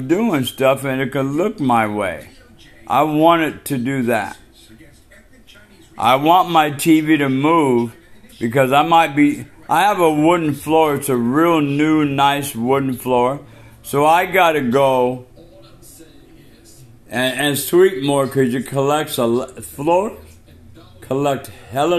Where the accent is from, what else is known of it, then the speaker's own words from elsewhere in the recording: Washington, United States; We are from Washington State, the PNW